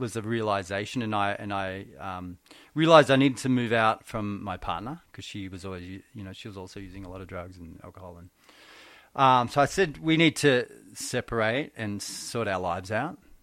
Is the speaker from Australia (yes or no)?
yes; Benalla, Victoria, Australia; I grew, I actually grew up in Benalla, Victoria, country